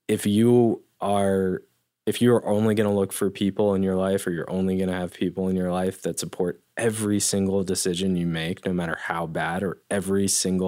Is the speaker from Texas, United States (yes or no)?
no; Denver, Colorado, United States; I grew up in Denver